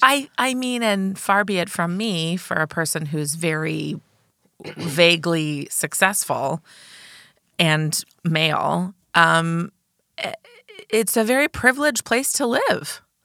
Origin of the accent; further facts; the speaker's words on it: Champaign, Illinois, United States; I grew up on the mean streets of Champaign, Urbana, Illinois